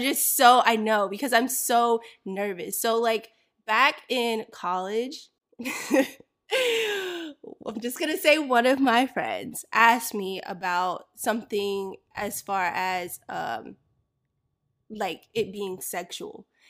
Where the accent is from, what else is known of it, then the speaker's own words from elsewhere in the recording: Florida, United States; I grew up in Florida